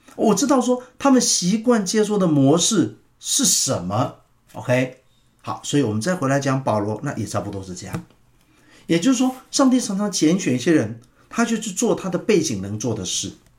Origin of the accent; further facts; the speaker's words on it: Taiwan; 所以像我们那种乡下地方的话，大概百分之一